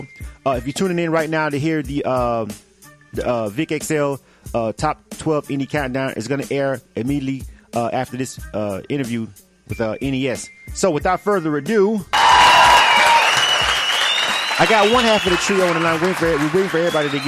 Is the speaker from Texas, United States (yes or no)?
no; Florida, United States; I'm from Florida